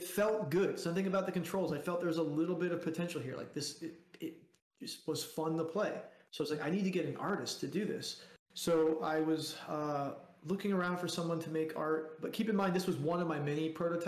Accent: South Florida, United States; I grew up in South Florida

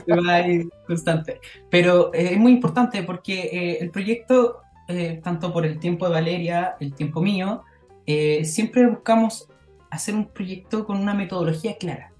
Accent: Chile; como chilenos

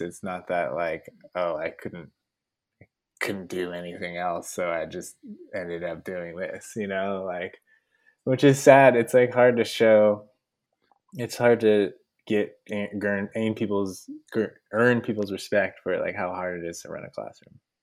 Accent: San Francisco, California, United States; I grew up in San Francisco, and my parents grew up in San Francisco

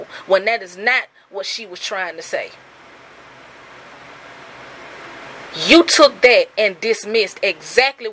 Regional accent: Birmingham, Alabama, United States; growing up in Birmingham

